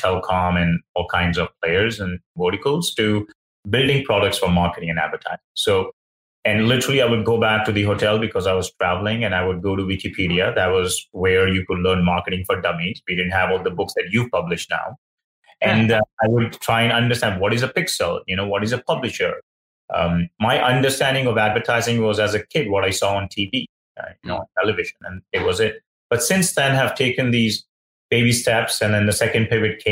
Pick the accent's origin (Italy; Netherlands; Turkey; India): India; moved away; I grew up in India